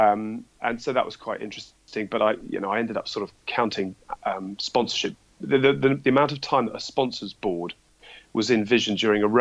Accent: Dorset, South West England, United Kingdom; also born or lived in Edinburgh; now in London, United Kingdom; I grew up in Dorset. I live in London

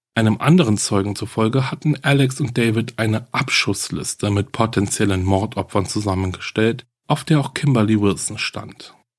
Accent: Germany; bei uns in Deutschland

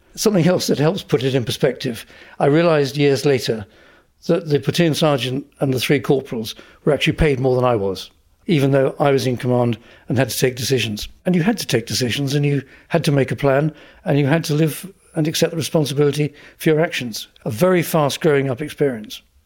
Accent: Essex, East of England, United Kingdom; I grew up in Essex

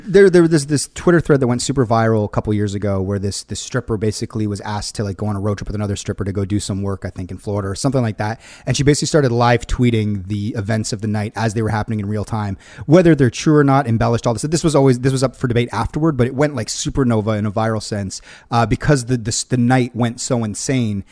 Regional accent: Hamilton, Ontario, Canada; we're from the West Mountain

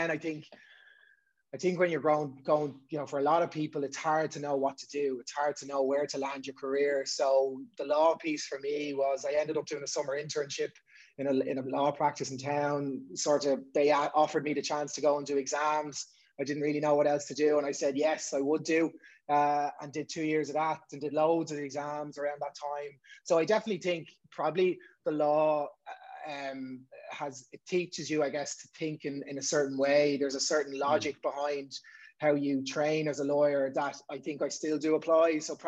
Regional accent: Dublin, Leinster, Ireland; But you say born and bred.

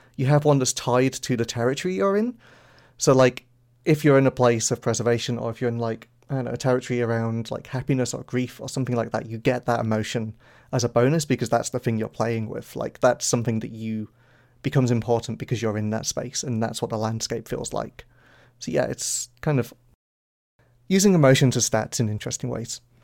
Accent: the north of England, United Kingdom; I think we're both from Northern England

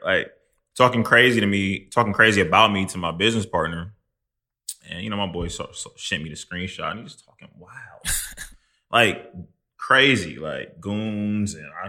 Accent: Midwest, United States; just not how I'm from the Midwest. Like, that's right. not how we move.

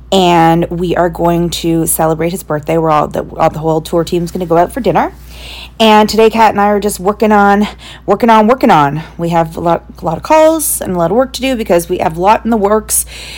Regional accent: Canada; we're Canadian

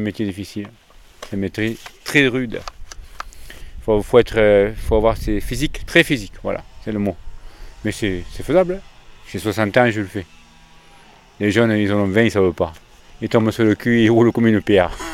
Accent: Lot-et-Garonne, Nouvelle-Aquitaine, France; also born or lived in near Bordeaux; Je suis né à côté de Bordeaux et j'habite dans la lot garonne depuis l'âge de 3 ans.

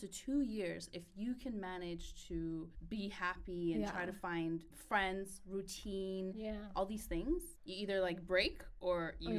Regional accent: Canada; moved away as an adult; now in United Kingdom; My parents were immigrants. I'm first generation. Mm. I grew up in the projects, so we're like the hood.

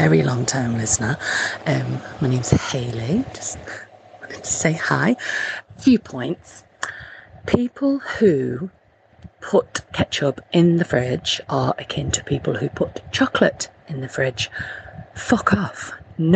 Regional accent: Nottingham, East Midlands, United Kingdom; I'm from Nottingham

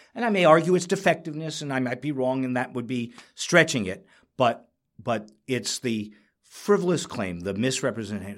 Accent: New York, United States; I'm a New Yorker

